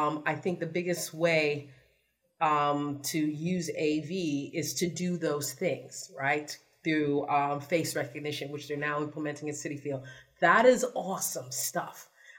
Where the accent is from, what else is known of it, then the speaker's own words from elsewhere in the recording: New York City, New York, United States; I'm from the Bronx.